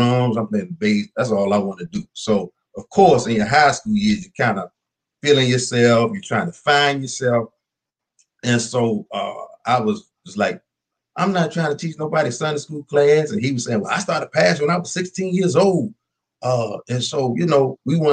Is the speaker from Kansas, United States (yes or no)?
yes; Wichita, Kansas, United States; born or raised there; moved away as an adult; also born or lived in Minden, Louisiana / Baltimore, Maryland; now in Landover, Maryland, United States